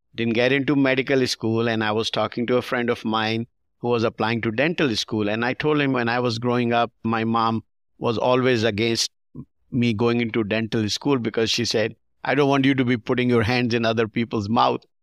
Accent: Pakistan; now in United States; We grew up in Pakistan watching some Hollywood movies

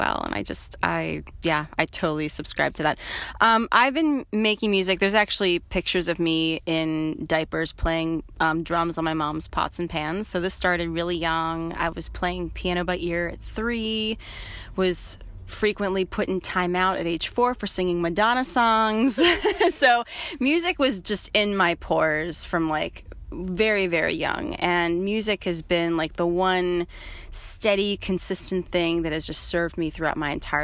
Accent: Midwest, United States; moved away as an adult; also born or lived in Boston, Massachusetts; now in Marin, United States; I'm from the Midwest originally

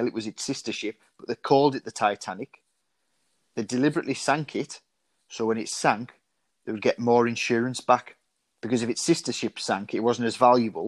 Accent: United Kingdom; as British people

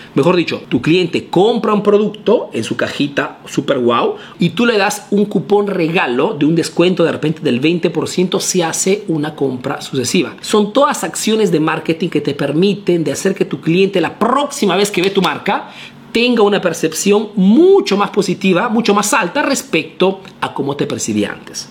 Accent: Ayacucho, Peru; soy de Ayacucho, Perú

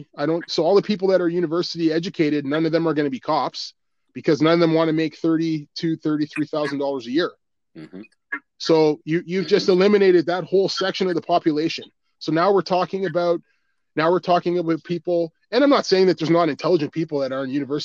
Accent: Ottawa, Ontario, Canada; I grew up right near Ritchie.

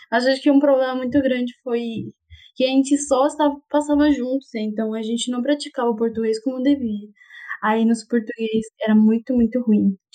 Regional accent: Honduras; Portuguese is a second language; moved away as an adult; now in Catalão, Brazil; eu sou de Honduras

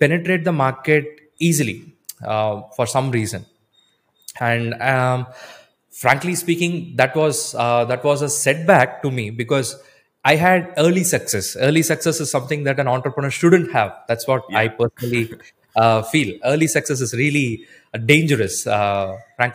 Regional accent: Coimbatore, Tamil Nadu, India; Even though I'm from Coimbatore

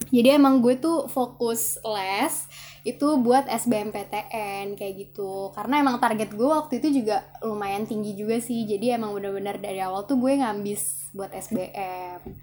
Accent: Jakarta, Indonesia; asal gue dari Jakarta

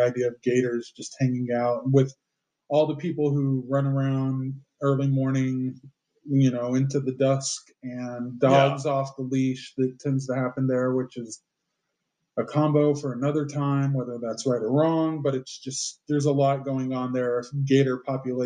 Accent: Austin, Texas, United States; growing up in Austin

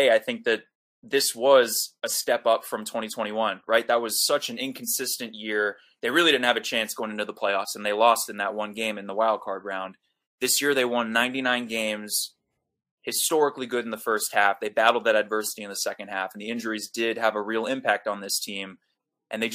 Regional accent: New York City, New York, United States; I grew up in Manhattan, a Yankee fan

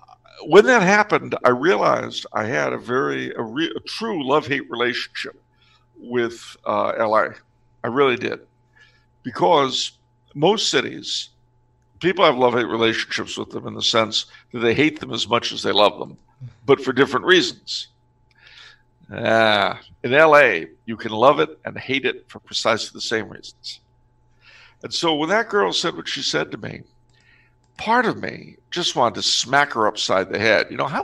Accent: California, United States; It's one of the few ways you could tell that I've lived in California most of my life. Because my accent, I have to say, is not as Californian as you might think. But, like everybody else raised out there

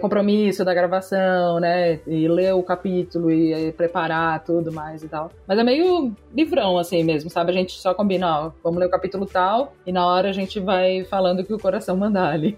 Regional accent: Florianópolis, Santa Catarina, Brazil; moved away as an adult; now in São Paulo, Brazil; eu sou de Floripa, Santa Catarina, mas eu moro aqui em São Paulo há cinco anos já

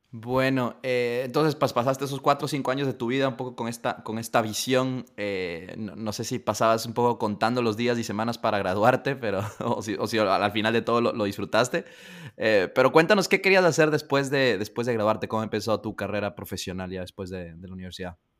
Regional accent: Ecuador; Ecuador, de donde yo soy

